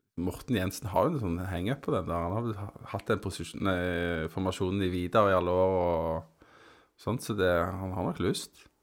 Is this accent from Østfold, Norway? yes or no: no; Tananger, Rogaland, Norway; Jeg vokste opp på Tananger